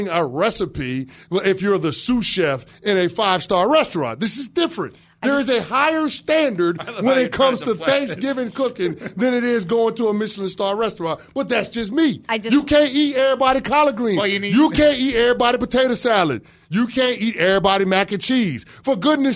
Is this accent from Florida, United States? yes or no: no; New York City, New York, United States; moved away; also born or lived in New Jersey; I'm from the Bronx and lived in Jersey for a decade